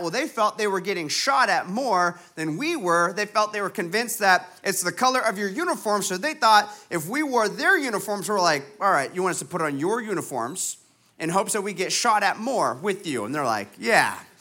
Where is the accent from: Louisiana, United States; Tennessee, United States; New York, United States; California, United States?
California, United States; Huntington Beach; I'm be back in my hometown, Huntington Beach, California